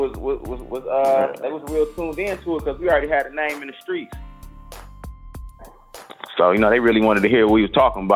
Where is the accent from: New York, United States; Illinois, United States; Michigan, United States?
Michigan, United States; Detroit; We all from different neighborhoods from off the west side of Detroit. You know, I'm from Finkel Ave